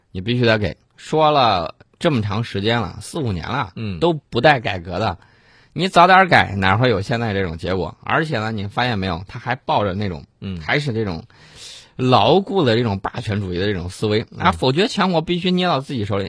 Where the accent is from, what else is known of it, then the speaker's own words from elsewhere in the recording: Henan, China; 我们河南人